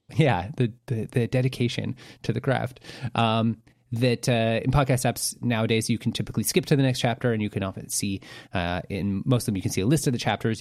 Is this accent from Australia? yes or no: no; Vancouver, British Columbia, Canada; we're from Vancouver